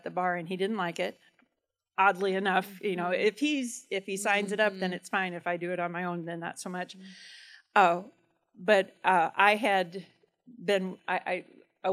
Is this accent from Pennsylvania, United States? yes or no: no; Churubusco, Indiana, United States; I grew up in Cherbusco, right on the county line